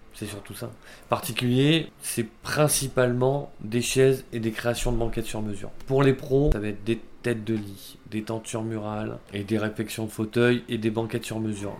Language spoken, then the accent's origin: French; Bordeaux, Nouvelle-Aquitaine, France; Originaire de Bordeaux.